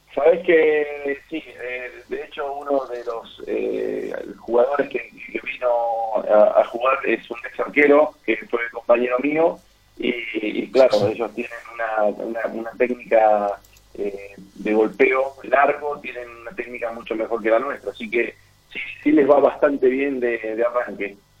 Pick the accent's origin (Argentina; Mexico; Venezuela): Argentina; San Nicolás de los Arroyos, Buenos Aires Province; also born or lived in Entre Ríos; yo, nací en San Nicolás porque mis, padres trabajaban ahí, eh, mi familia es de Entre Ríos